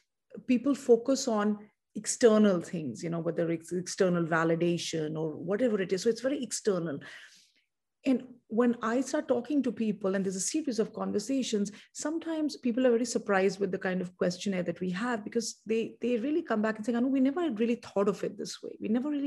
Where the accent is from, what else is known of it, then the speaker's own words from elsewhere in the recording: India; perhaps in part to do with the fact that I'm from India